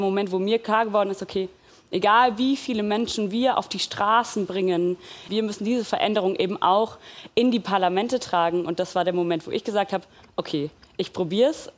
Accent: Frankfurt, Hesse, Germany; ich komme aus Frankfurt

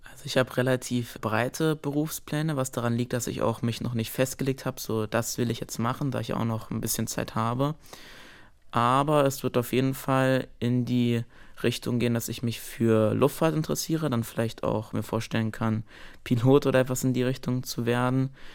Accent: Karlsruhe, Baden-Württemberg, Germany; Ich wurde 2008 in Karlsruhe geboren.

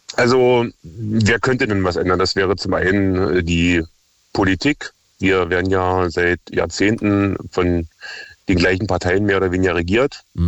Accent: near Cottbus, Brandenburg, Germany; ich komme aus der Nähe von Cottbus

